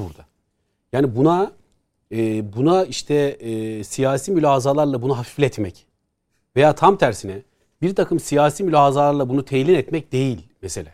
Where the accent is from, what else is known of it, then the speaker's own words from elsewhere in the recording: Istanbul, Turkey; Haznedar'da büyüdük